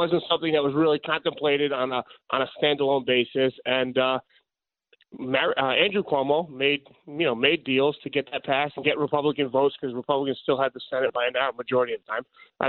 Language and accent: English; Ireland; Good morning. I'm Irish, so I'm loving the … music this morning, Sid.